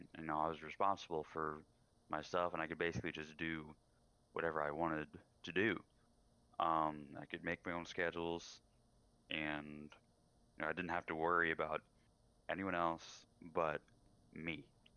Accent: Wimberley, Texas, United States; also born or lived in San Antonio; now in Wisconsin, United States; I lived in San Antonio for a while before I moved to Wisconsin. I moved away from my hometown in Wimberley.

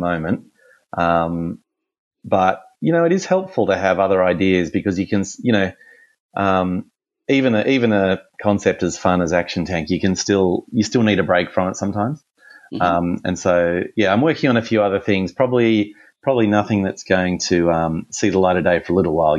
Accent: Australia; accent: Australian; my Australian accent

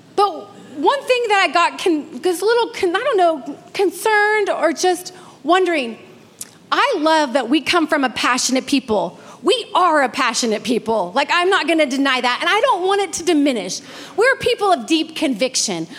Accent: Redding, California, United States; moved away; I'm from Redding

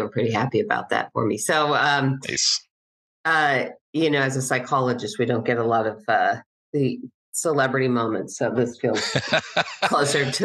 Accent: Cincinnati, Ohio, United States; moved away as an adult; also born or lived in Denver, Colorado; moved back to my hometown of Cincinnati not too long ago

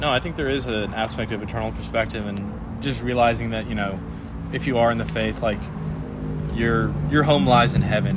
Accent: San Antonio, Texas, United States; I was from San Antonio, Texas, um, right old San Antone

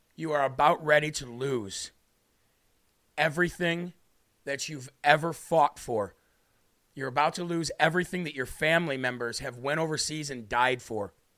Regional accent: United States

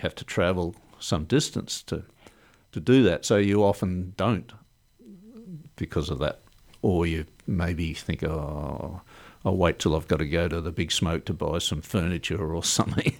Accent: Melbourne, Victoria, Australia; moved away as an adult; now in Port Lincoln, Australia; I grew up in Melbourne. I was born in Melbourne and spent twenty-five years in Melbourne

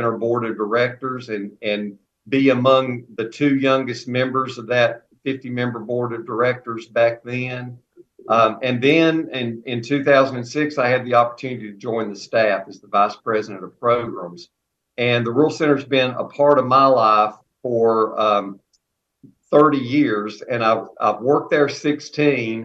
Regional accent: Alleghany County, North Carolina, United States; my hometown and home county, Allegheny County

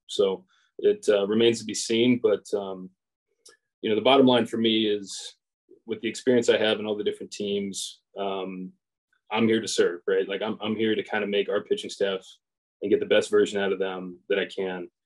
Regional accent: Edgewood, Kentucky, United States; I grew up in the Northern Kentucky area. Um, grew up in like Edgewood, Crestview Hills area.

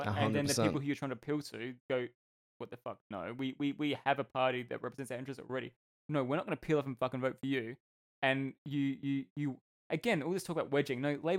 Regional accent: Australia; being an Australian

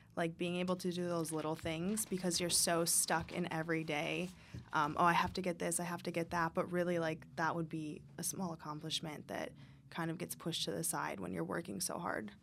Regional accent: Michigan, United States; I grew up in Michigan, in a small town.

